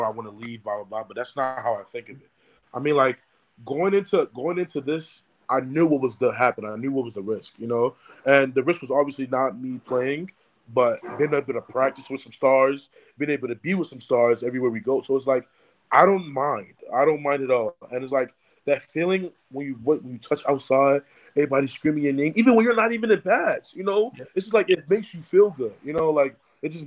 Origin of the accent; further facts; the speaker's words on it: Nigeria; now in Tallahassee, United States; I'm Nigerian